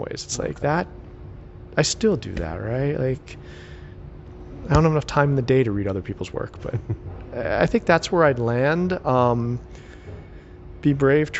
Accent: United States; I'm American

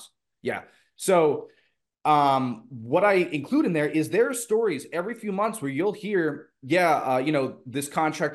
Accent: Long Island, New York, United States; my hometown in Long Island

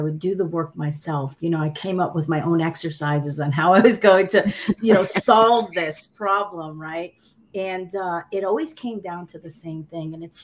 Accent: United States; English is a second language; My parents are Sicilian immigrants. They came to the United States in 1961. I was born in 65.

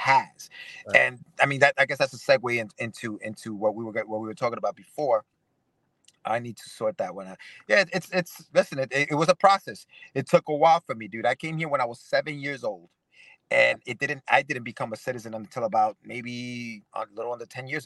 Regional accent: Ecuador; now in United States; I'm an immigrant from Ecuador

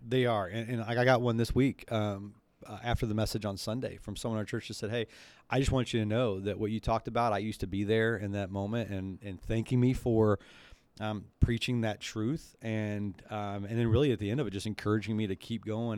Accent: the South, United States; moved away; I grew up in the South

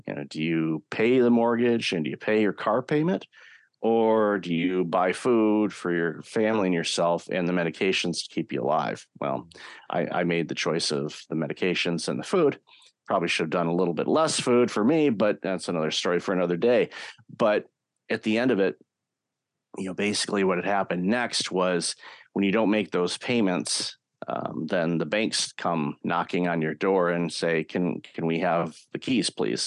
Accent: Detroit, Michigan, United States; I grew up in the Detroit, Michigan area

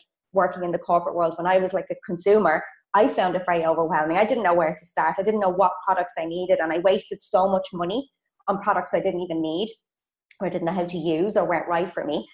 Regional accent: Ireland; accent: Irish; moved away as an adult; also born or lived in Munich, Germany / Australia; now in Poland; I'm Irish, so maybe some of you girls might recognize my accent.

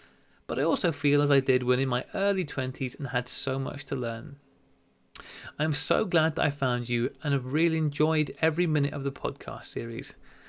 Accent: England, United Kingdom; now in Australia; I am English, living in Australia

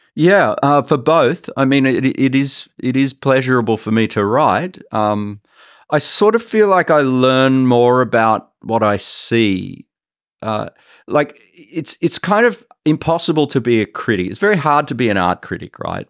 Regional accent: Sydney, New South Wales, Australia; moved away as an adult; now in Singapore; I grew up in Sydney and I studied in Sydney

